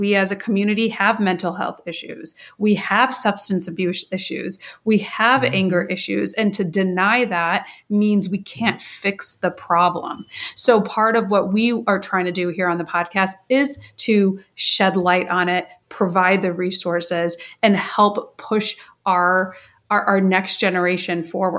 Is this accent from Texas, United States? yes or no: no; Chicago, Illinois, United States; I grew up in the Chicago area